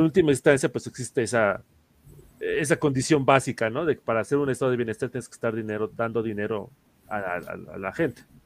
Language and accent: Spanish; Mexico; nosotros como mexicanos recordamos mucho el fraude del 88